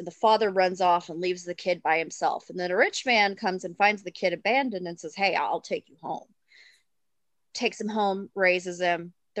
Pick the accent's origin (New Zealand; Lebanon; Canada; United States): United States; Arkansas; I grew up in Arkansas, so that area.